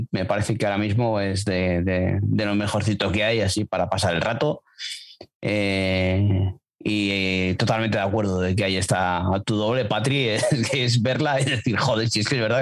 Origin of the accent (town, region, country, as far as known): Castile, Spain